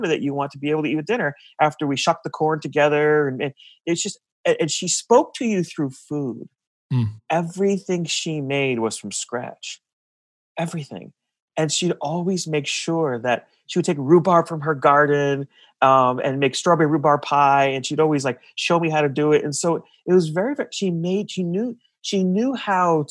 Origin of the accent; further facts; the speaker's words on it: north of New Haven, Connecticut, United States; now in Cincinnati, United States; I'm in Cincinnati, but I'm originally from Connecticut. I grew up north of New Haven in this place called the Valley